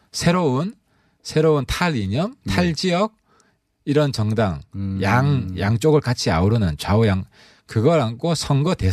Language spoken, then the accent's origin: Korean; Honam, South Korea; 저는 호남 쪽입니다.